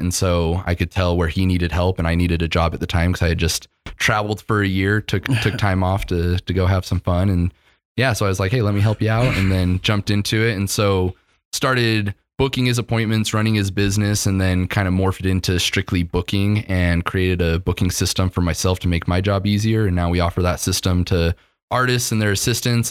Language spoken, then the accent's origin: English; Utah, United States; when you live in Utah your whole life